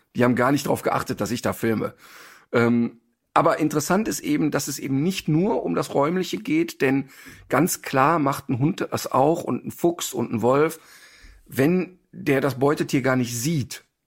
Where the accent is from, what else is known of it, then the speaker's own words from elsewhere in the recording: Ruhr area, North Rhine-Westphalia, Germany; ich komme ja aus dem Ruhrpott